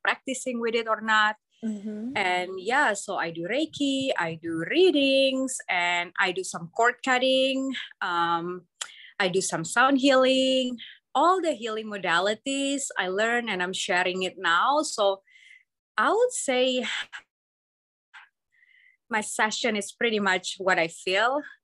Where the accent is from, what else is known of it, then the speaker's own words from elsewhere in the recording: Indonesia; moved away; I came from Indonesia